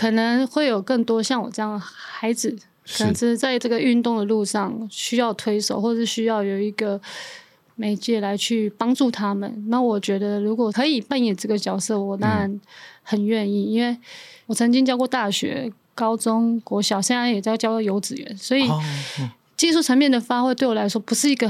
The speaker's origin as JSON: {"language": "Chinese", "region": "Taipei", "country": "Taiwan", "tie": "born or raised there", "also_born_or_lived": "Hualien", "said": "我是在台北长大的，"}